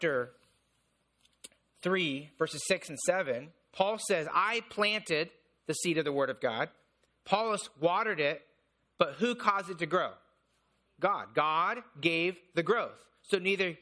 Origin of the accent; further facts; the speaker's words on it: Indiana, United States; I grew up in Indiana